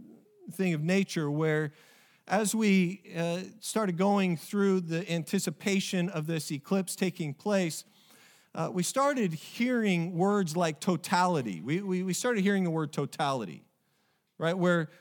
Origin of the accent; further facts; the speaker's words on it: Oregon, United States; I played them in soccer while I was growing up in Oregon. And it's just a small little town.